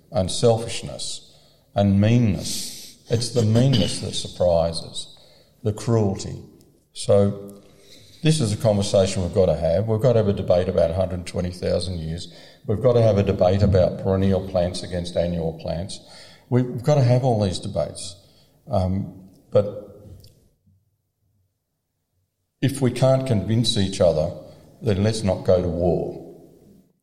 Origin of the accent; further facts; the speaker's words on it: Victoria, Australia; I'm from Victoria